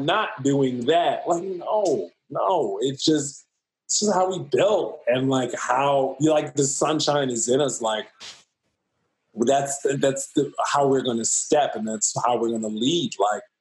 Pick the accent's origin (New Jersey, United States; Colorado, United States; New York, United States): New York, United States; New York City; I'm from Harlem